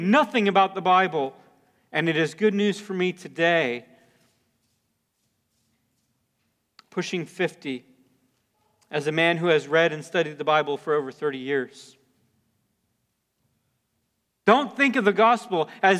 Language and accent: English; near New Smyrna Beach, Florida, United States; I grew up in Florida. We lived near New Smyrna Beach